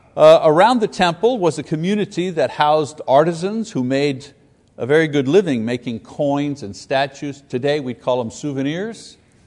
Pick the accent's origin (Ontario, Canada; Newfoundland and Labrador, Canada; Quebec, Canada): Quebec, Canada; And the closest idea of that for my experience was where I grew up in Catholic Quebec.